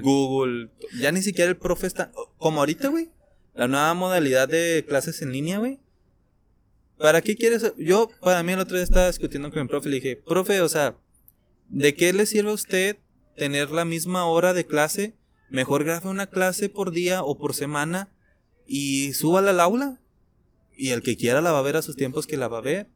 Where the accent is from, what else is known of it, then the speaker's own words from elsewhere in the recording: Mexico; nuestro país, de México